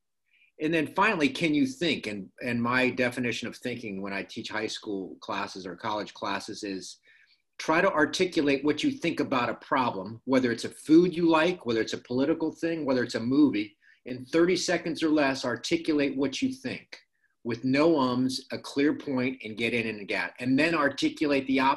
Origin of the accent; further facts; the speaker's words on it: Miami, Florida, United States; moved away as an adult; I grew up in Miami, Florida, fishing in canals and playing Little League baseball